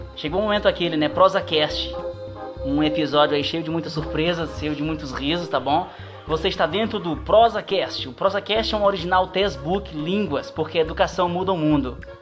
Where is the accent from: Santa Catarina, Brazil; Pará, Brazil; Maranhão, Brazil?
Maranhão, Brazil; now in São Paulo, Brazil; Eu sou maranhense